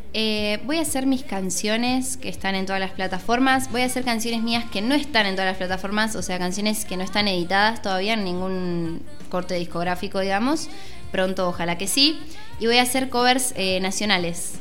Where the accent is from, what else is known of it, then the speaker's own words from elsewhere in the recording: Miramar, Buenos Aires Province, Argentina; soy de Miramar